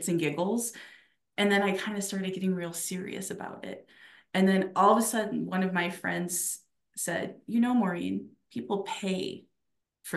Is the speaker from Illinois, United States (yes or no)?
yes; Chicago, Illinois, United States; I was born and raised in Chicago, my whole life, South Side girl